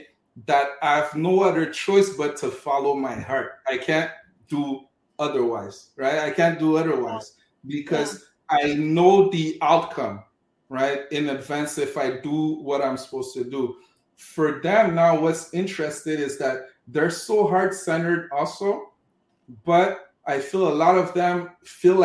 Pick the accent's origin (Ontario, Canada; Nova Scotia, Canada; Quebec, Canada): Quebec, Canada; Montreal; also born or lived in Cameroon; So I was born in Cameroon in Africa, grew up in Montreal, Quebec